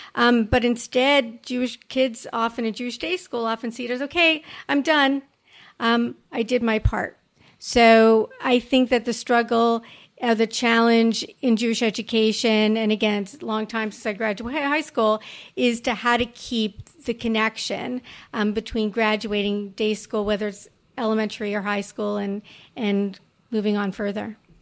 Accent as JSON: {"language": "English", "town": "Montreal", "region": "Quebec", "country": "Canada", "tie": "born or raised there", "said": "when I grew up in Montreal"}